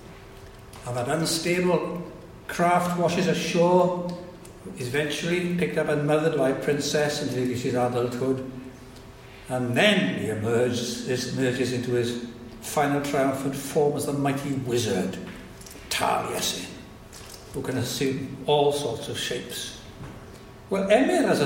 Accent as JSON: {"language": "English", "area": "Welsh", "region": "Wales", "country": "United Kingdom", "said": "us all as the Welsh people"}